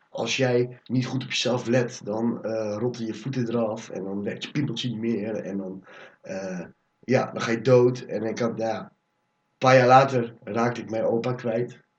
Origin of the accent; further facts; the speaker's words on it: Nijmegen, Gelderland, Netherlands; also born or lived in Almere / Cuijk; ik ben geboren in Almere. Daar heb ik tot een jaar of vier gewoond. Toen ben ik naar Kuik verhuisd. En daar heb ik een paar maandjes gewoond. Toen zijn we naar Nijmegen gewoond gegaan. Daar heb ik negen jaar gewoond.